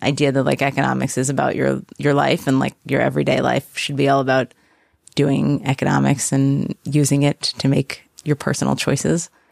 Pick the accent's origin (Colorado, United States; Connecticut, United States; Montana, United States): Connecticut, United States; New Haven; come from Connecticut. Okay. I was born in New Haven